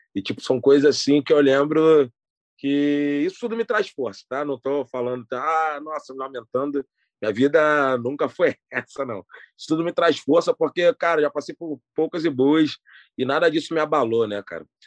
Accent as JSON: {"language": "Portuguese", "region": "Rio de Janeiro", "country": "Brazil", "tie": "born or raised there", "said": "eu nasci no Hospital Geral de Bom Sucesso e fui criado na favela da Kelso, zona norte do Rio de Janeiro"}